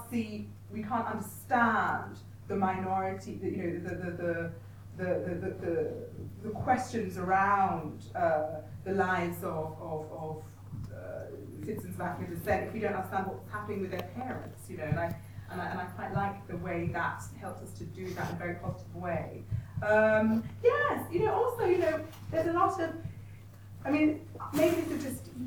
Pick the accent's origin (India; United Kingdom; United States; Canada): United Kingdom; London; also born or lived in Nigeria; my experience of being Nigerian in Britain and being British in Nigeria is from North London, from Wood Green.